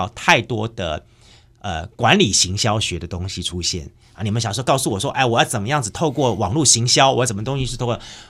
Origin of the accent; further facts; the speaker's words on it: Taiwan; 我必须要这么讲，因为我自己本身是从眷村出来的。其实眷村里面融合了非常多的客家文化，还有原住民文化。